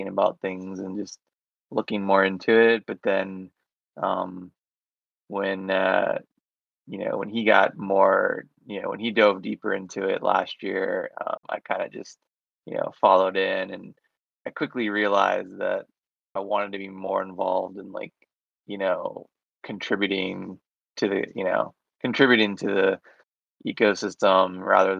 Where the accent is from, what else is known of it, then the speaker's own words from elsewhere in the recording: Orlando, Florida, United States; I'm from Orlando, Florida, I live in Orlando, Florida right now